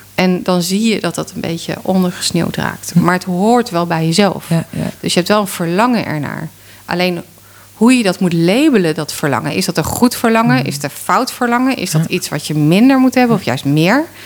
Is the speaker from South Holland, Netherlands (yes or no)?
yes; Rotterdam, South Holland, Netherlands; als Rotterdammer